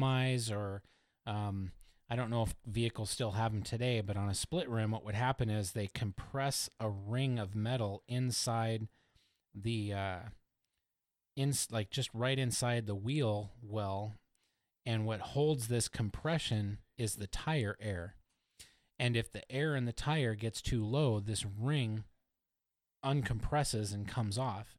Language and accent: English; Oregon, United States; moved away as an adult; also born or lived in Indiana; I was from Oregon, and I was stationed in Indiana